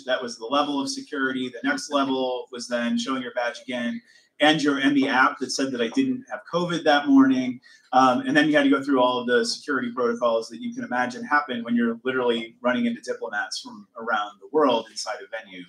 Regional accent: Cleveland, Ohio, United States; I'm from Cleveland, and then follow it up with Ohio in the United States

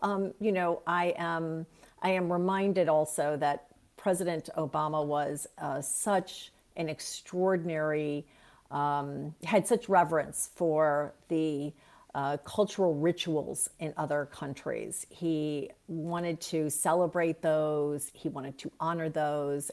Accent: Cleveland, Ohio, United States; moved away as an adult; I love my hometown. It will always remain my hometown, no matter how many years I've been away

